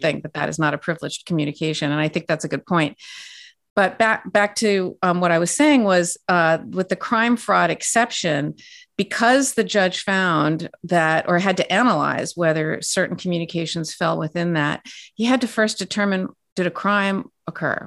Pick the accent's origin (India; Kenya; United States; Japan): United States; California; I'm from California, born and raised